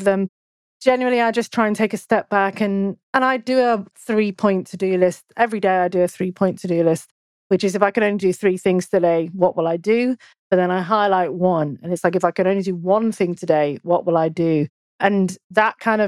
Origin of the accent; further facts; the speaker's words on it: United Kingdom; I'm British